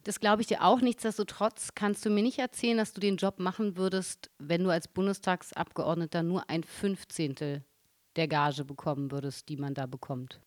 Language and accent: German; Berlin, Germany; als Berliner an und für sich kann man nicht hierher kommen, da ist man ja schon